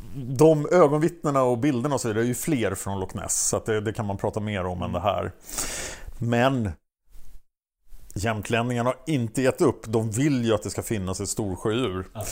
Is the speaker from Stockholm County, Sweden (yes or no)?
yes; Stockholm, Stockholm County, Sweden; jag är från Stockholm